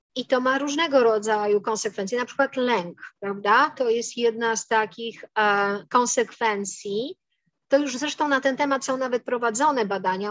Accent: Poland; my się wychowałyśmy w Polsce

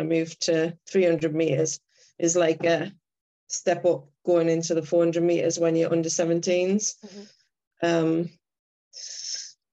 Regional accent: County Durham, North East England, United Kingdom; moved away as an adult; I live up north now. So I'm originally from County Durham

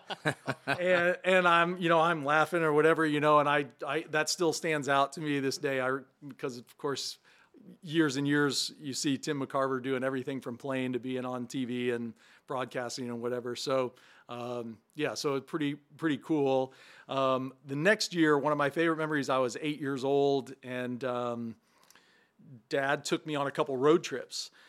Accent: Valmeyer, Illinois, United States; I was born and raised in Valmeyer

